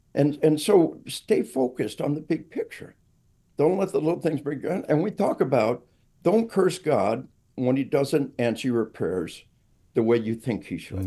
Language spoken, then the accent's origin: English; Arkansas, United States; we are from Arkansas